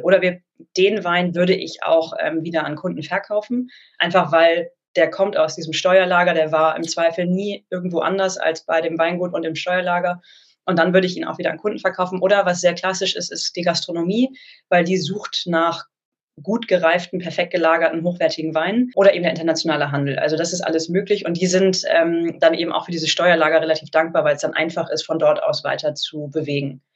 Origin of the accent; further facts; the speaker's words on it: Hamburg, Germany; also born or lived in Geisenheim / London; Also ich komme ursprünglich aus Hamburg